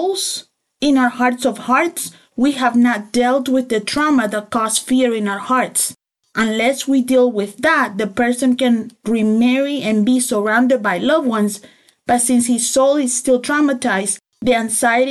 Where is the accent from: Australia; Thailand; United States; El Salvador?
El Salvador; I grew up in El Salvador, in the war, which means that I grew up in imminent danger of shootings